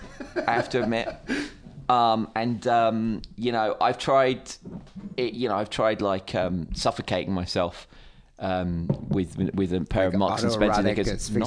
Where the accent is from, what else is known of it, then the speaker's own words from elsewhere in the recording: United Kingdom; I'm a Brit.